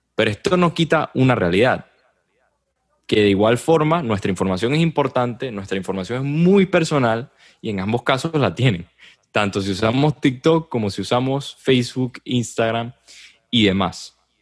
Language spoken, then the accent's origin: Spanish; Venezuela; lo digo como venezolano